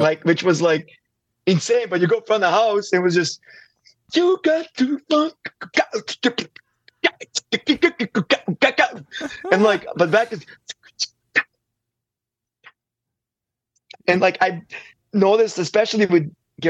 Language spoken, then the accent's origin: English; Kraljevo, Serbia; moved away as an adult; also born or lived in St. Paul, United States; now in Nashville, United States; me growing up in Serbia